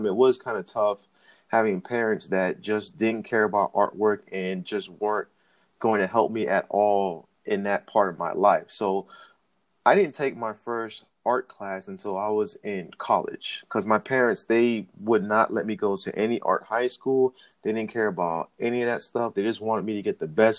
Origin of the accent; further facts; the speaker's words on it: Miami, Florida, United States; I was born and raised down in Miami, Florida